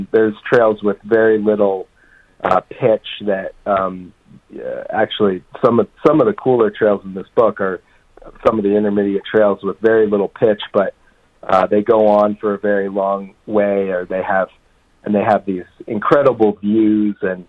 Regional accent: Vermont, United States; also born or lived in New Mexico / Jackson Hole, Wyoming / East Coast; now in Colorado, United States; I grew up in Vermont and live in Colorado now

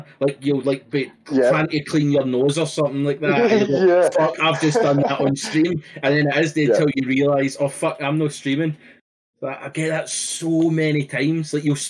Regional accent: Glasgow, Scotland, United Kingdom; accent: Glaswegian; also born or lived in Netherlands; Like, I lived in Holland for a year, so it was like, I learned to kind of change my accent enough that people, it was mere noticeable to be able to understand.

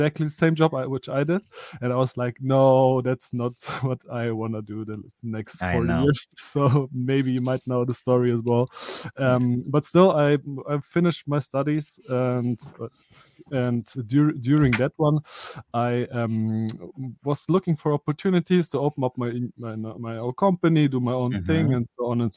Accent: Germany; also born or lived in Soviet Union / Stuttgart; I was born in the Soviet Union. I come to Europe, like, or to Germany. So we are based in Germany with 4 years. So basically, I'm a German living here in Germany

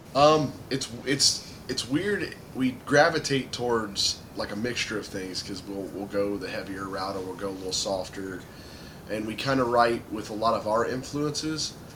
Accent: Dayton, Ohio, United States; We're from Dayton, Ohio.

